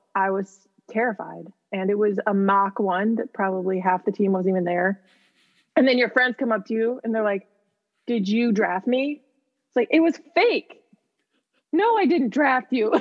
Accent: Midwest, United States; moved away; I'm from the Midwest.

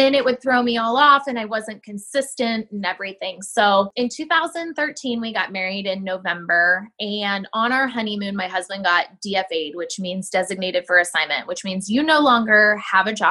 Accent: Ohio, United States; moved away; I grew up in Ohio. So I know all about cornfields

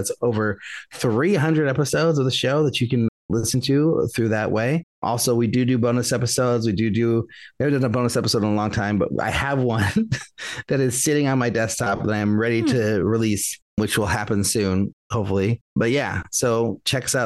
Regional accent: Vallejo, California, United States; my hometown in Vallejo

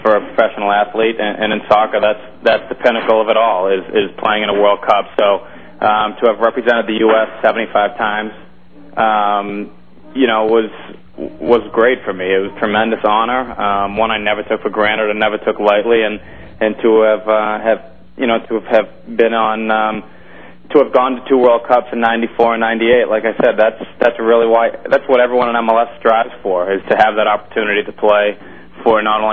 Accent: Massachusetts, United States; I've born and raised in Massachusetts

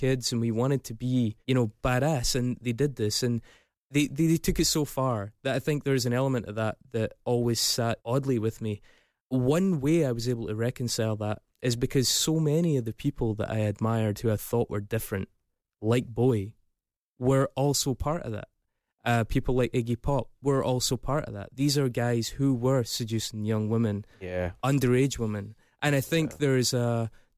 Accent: Scotland, United Kingdom; I'm Scottish

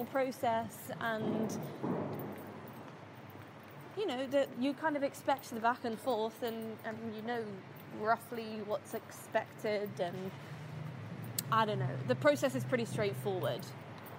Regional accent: United Kingdom; moved away as an adult; now in Dubai, United Arab Emirates; I'm born and raised in the UK, but I'm originally half English and half Palestinian

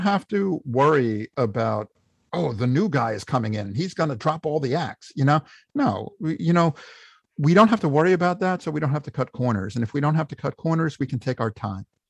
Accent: New York, United States; I'm a New Yorker. I'm not leaving.

